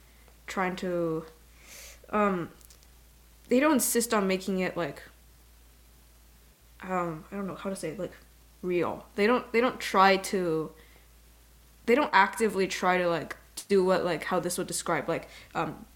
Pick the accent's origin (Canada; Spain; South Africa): Canada; I'm Canadian